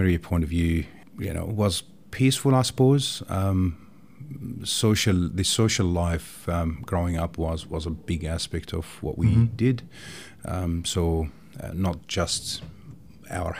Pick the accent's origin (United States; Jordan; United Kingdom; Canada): Jordan; now in Tasmania, Australia; I grew up in Jordan, a small country in the Middle East, to a loving family